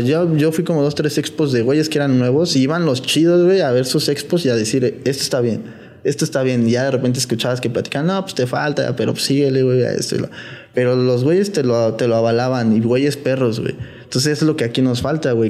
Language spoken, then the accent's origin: Spanish; Mexico; also born or lived in United States; como mexicanos